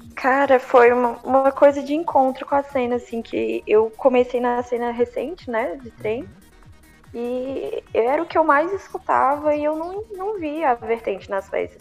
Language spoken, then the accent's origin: Portuguese; Brasília, Federal District, Brazil; sou de Brasília, tenho 22 anos